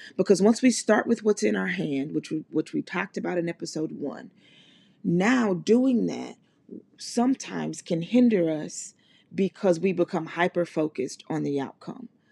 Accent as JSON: {"language": "English", "region": "Mississippi", "country": "United States", "said": "I'm from Mississippi and I grew up in, in, in church"}